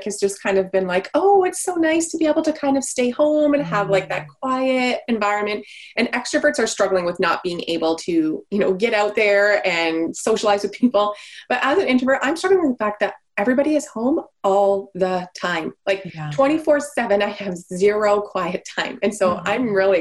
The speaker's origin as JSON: {"language": "English", "country": "Canada", "said": "So for your listeners, I am Canadian. And so here in Ontario"}